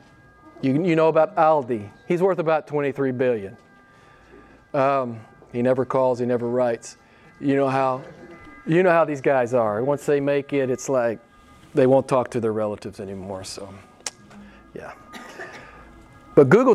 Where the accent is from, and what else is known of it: Arkansas, United States; born or raised there